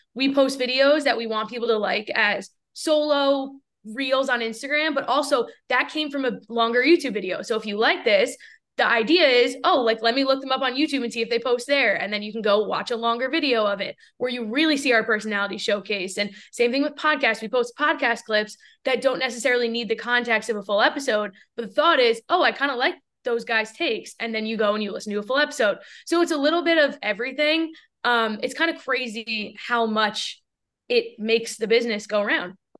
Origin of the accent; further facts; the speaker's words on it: New York, United States; moved away as an adult; also born or lived in Seattle; where I grew up in New York